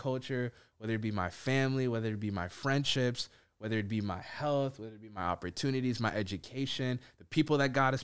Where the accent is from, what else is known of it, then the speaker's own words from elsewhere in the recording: Minneapolis, Minnesota, United States; I live in Minneapolis, that I grew up in Minneapolis. It's a grace that I'm Ethiopian